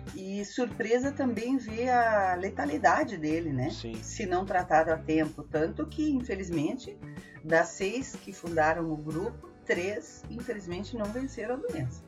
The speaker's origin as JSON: {"language": "Portuguese", "town": "Farroupilha", "region": "Rio Grande do Sul", "country": "Brazil", "said": "eu sou de Farroupilha"}